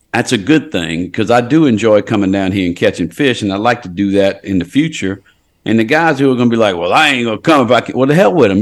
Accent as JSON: {"language": "English", "town": "Port Sulphur", "region": "Louisiana", "country": "United States", "tie": "born or raised there", "said": "I was born in Port Sulphur Hospital"}